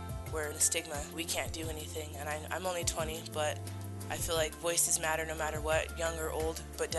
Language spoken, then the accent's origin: English; Albuquerque, New Mexico, United States; I was born and raised in Albuquerque